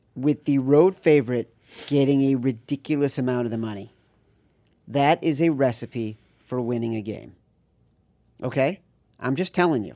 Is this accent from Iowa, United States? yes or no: no; Chicago, Illinois, United States; I'm from Chicago